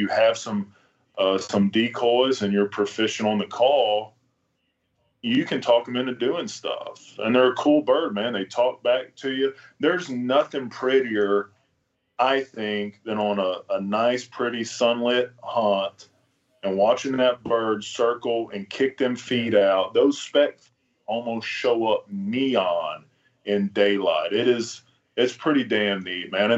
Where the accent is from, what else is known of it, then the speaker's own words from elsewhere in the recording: Bellville, Texas, United States; moved away; also born or lived in Alberta, Canada; I'm from Belleville, Texas originally, so just north of Sealy, where the prairie kind of started and where all the specks and snows used to go. I hunted them very few times as a child growing up